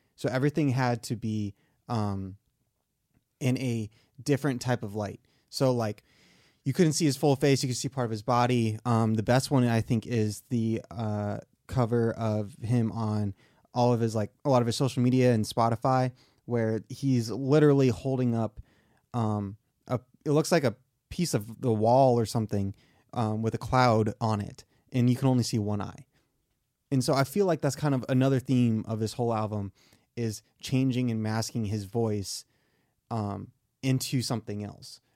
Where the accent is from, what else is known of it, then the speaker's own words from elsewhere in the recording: Michigan, United States; accent: southern; moved away; I grew up in Michigan, so snow days were super exciting